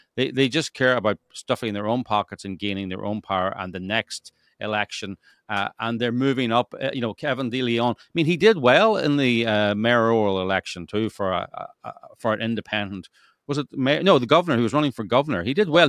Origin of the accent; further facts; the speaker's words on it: Northern Ireland, United Kingdom; now in Los Angeles, United States; I come from Northern Ireland, which was a gerrymandered state